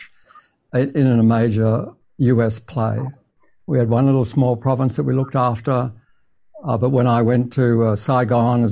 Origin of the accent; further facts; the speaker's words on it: Queensland, Australia; moved away; I'm a boy from Queensland